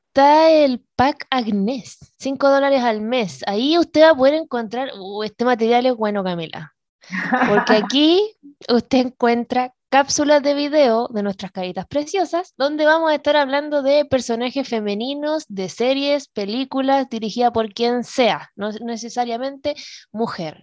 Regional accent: Iquique, Tarapacá, Chile; moved away; desde Iquique, mi tierra natal

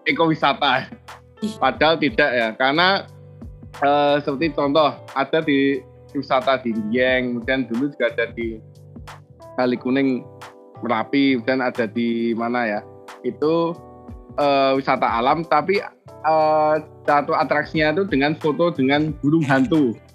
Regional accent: Yogyakarta, Special Region of Yogyakarta, Indonesia; Saya asli Yogyakarta.

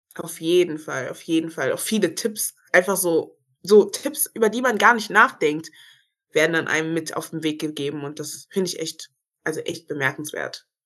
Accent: Germany; ich sehe mich auch als Deutsche, weil ich bin hier geboren, ich habe einen deutschen Pass. Ich wurde hier sozialisiert. Ich bin hier zur Schule gegangen

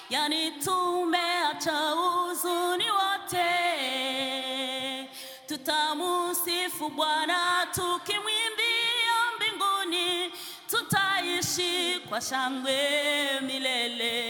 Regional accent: DR Congo; now in Kungälv, Sweden; Eh, jag kommer från Kongo. Jag bor i Kungälv. Jag är gift. Jag har tre pojkar.

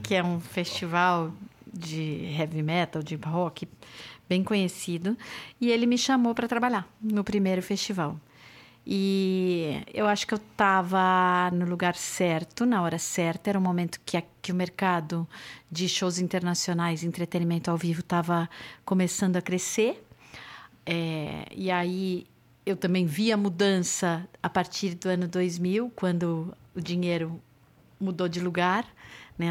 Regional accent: São Paulo, Brazil; nasci em São Paulo

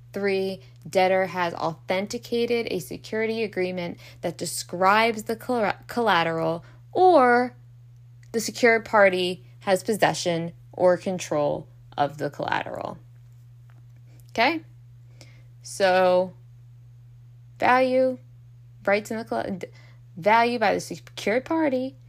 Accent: Baltimore, Maryland, United States; I'm from Baltimore, whether we don't know how to pronounce T's apparently

